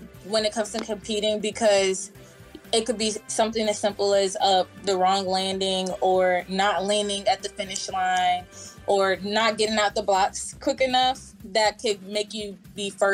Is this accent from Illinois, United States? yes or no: no; Chester, Virginia, United States; moved away; I'm from Chester, Virginia.